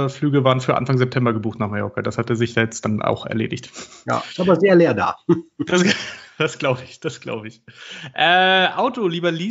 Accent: United Kingdom; German is a second language; Tee. Tee. Ich bin ja Brite.

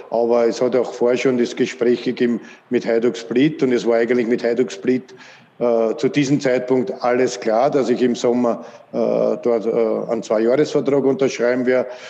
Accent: Vienna, Austria; dass FAC mein Heimatverein ist, wo ich aufgewachsen bin, von klein auf bis in die erste Mannschaft und aus Floridsdorf komme

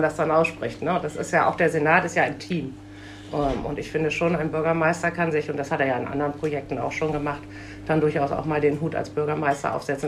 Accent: Bremen, Germany; moved away as an adult; also born or lived in Munich; ich bin in Bremen geboren und zur Schule gegangen, habe mal zehn Jahre in Süddeutschland eine Auszeit genommen

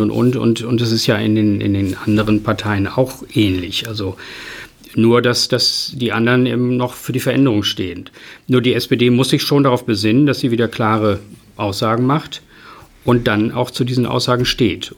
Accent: Emden, Lower Saxony, Germany; Ich wohne weiterhin hier und das ist meine Heimatstadt

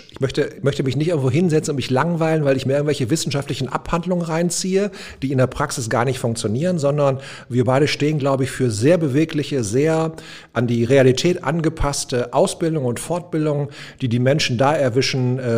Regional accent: North Rhine-Westphalia, Germany; ähm, ich bin der Junge aus dem Pott. Also ich glaube, das ist ziemlich prägsam. Ich bin hier im Ruhrgebiet groß geworden, ähm, geboren auf Stahl und Kohle

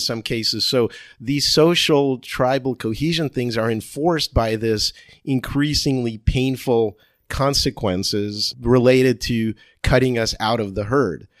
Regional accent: Cherry Hill, New Jersey, United States; accent: Jersey; now in San Diego, United States; I went to high school in Cherry Hill, New Jersey

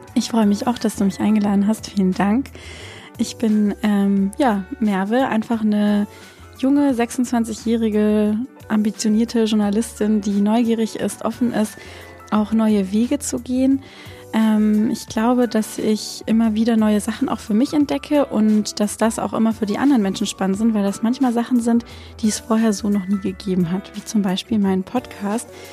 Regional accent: Swabia, Germany; dass ich mich als halt Schwäbin sehe

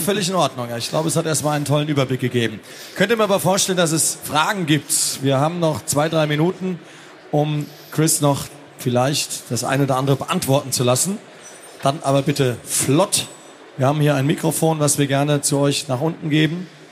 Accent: Frankfurt am Main, Hesse, Germany; Ich bin aus Frankfurt

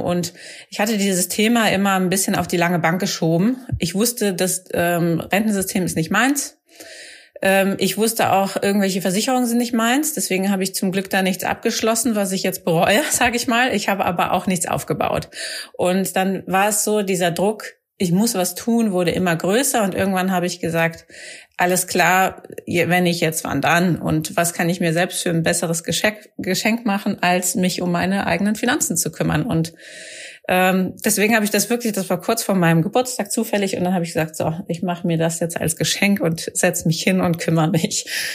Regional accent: Rhineland, Germany; im Rheinland, wo ich herkomme

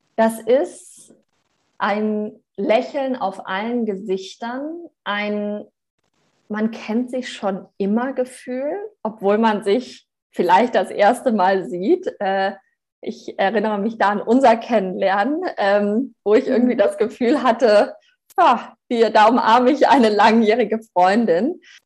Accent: Germany; moved away; also born or lived in Australia; ich bin halt auch Deutsche

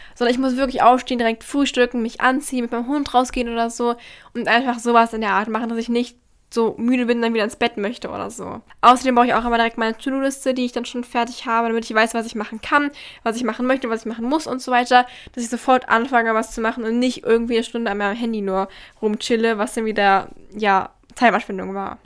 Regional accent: Berlin, Germany; ich komme aus Berlin

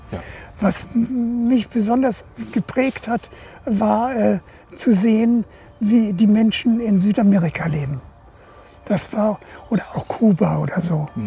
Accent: Kolberg, West Pomeranian Voivodeship, Poland; born there; Nein, ich bin ja an der Ostsee geboren.

